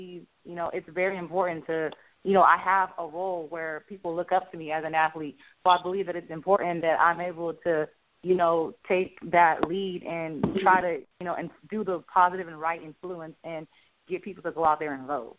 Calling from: Los Angeles, California, United States; I'm calling from Hollywood, California.

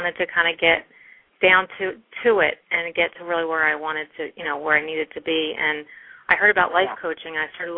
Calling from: New Jersey, United States; I'm calling from New Jersey.

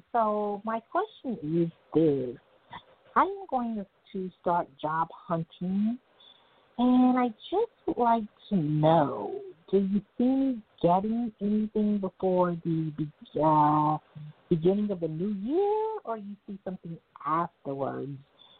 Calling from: Long Island, New York, United States; I'm calling from Long Island.

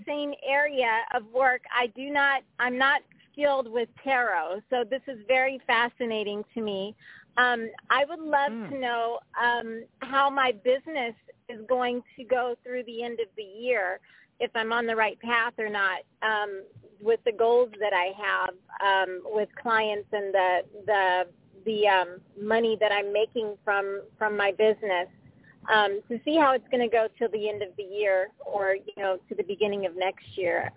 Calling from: Southern California, United States; I'm calling from Southern California

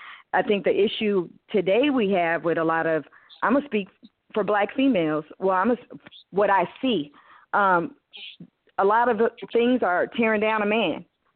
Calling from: Texas, United States; I'm calling from Texas.

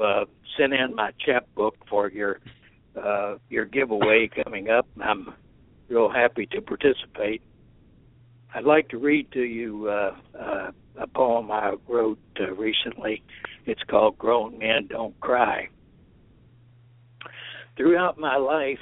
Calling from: Richmond, Indiana, United States; I'm calling from Richmond, Indiana

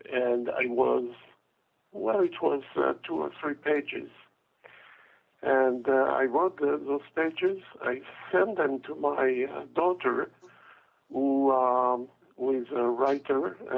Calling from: Paris, Île-de-France, France; I'm calling from Paris.

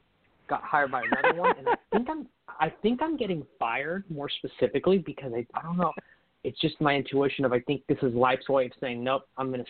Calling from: Sacramento, California, United States; I'm calling from Sacramento, California.

